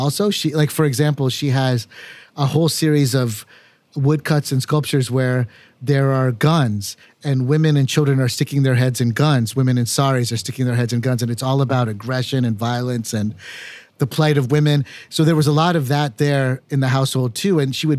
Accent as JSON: {"language": "English", "country": "United States", "tie": "born or raised there", "said": "So growing up in America was always this sense of being and belonging as an American, but only partially"}